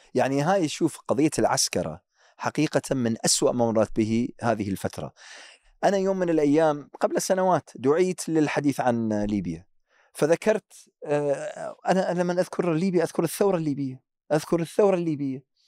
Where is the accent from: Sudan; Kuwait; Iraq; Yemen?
Iraq; accent: Iraqi; مثل ما نقول احنا بالعراقي